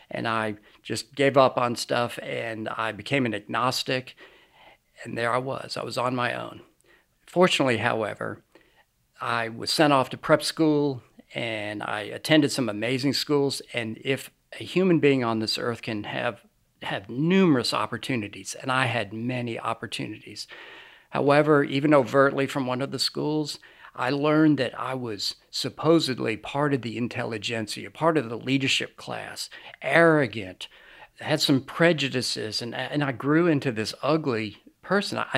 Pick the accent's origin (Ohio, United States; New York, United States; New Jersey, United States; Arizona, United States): New York, United States; also born or lived in Lynchburg, Virginia; I was born in Lynchburg, Virginia, but I basically grew up outside of New York City. Uh, I've lost my accent, as you can probably tell.